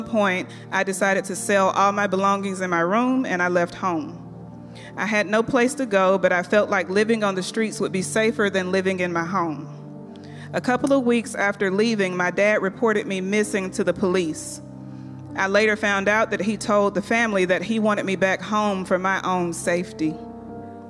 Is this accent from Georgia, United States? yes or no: yes; Athens, Georgia, United States; During my childhood, I grew up in Athens, Georgia, in a two-parent home